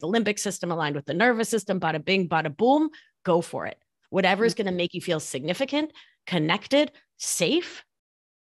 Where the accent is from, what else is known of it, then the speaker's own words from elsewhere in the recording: Argentina; first language Spanish; English is a second language; moved away; I'm from Argentina